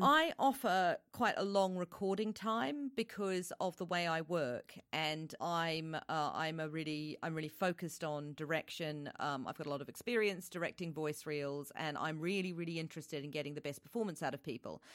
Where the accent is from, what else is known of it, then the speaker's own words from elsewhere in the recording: New Zealand; now in United Kingdom; I'm originally from New Zealand